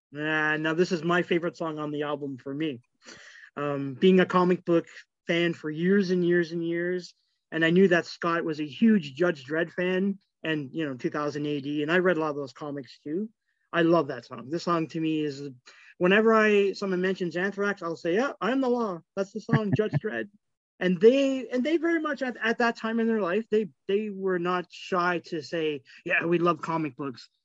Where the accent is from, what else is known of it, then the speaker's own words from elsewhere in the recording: Toronto, Ontario, Canada; growing up in Scarborough, um, Scarborough, like suburbs of Toronto